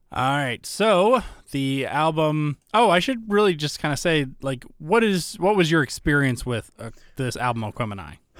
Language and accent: English; Alpharetta, Georgia, United States; moved away; I typically say Georgia